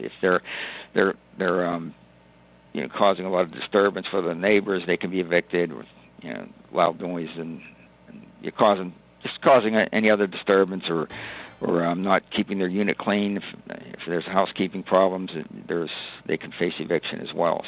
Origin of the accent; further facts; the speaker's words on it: North Huntington, Pennsylvania, United States; also born or lived in McKeesport, Pennsylvania; I grew up in North Huntington um, from the Westmoreland County area